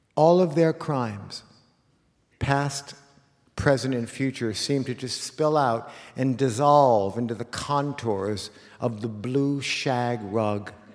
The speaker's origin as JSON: {"language": "English", "town": "Los Angeles", "region": "California", "country": "United States", "tie": "born or raised there", "said": "a kid like me in 1970, growing up in Los Angeles"}